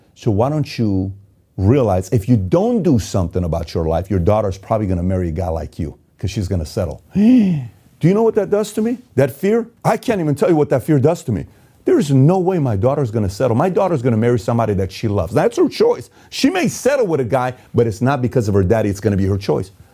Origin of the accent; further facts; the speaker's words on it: Iran; moved away; I was born and raised in Iran.